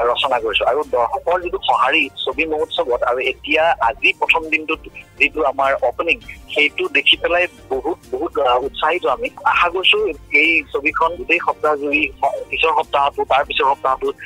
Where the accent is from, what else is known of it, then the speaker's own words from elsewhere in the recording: Majuli, Assam, India; মই মাজুলীৰ মানুহটো মাজুলীৰ যোৱা ত্ৰিশটা বছৰ পঁয়ত্ৰিশটা বছৰ মাজুলীত জীয়াই থাকি